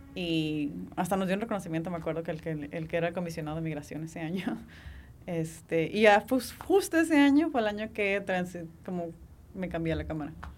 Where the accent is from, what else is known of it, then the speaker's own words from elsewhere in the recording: Tijuana, Baja California, Mexico; also born or lived in San Diego; crecí en Tijuana y soy tijuanense de corazón y estadounidense de papel